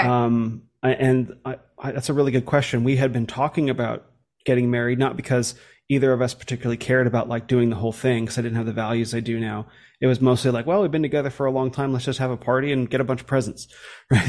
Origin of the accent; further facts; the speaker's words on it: United States; coming from America